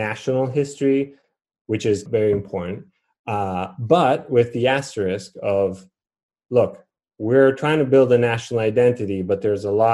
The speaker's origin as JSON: {"language": "English", "town": "Rome", "region": "Lazio", "country": "Italy", "tie": "born or raised there", "also_born_or_lived": "Chicago", "moved": "as an adult", "lives_now": "Boston, United States", "said": "growing up in Rome"}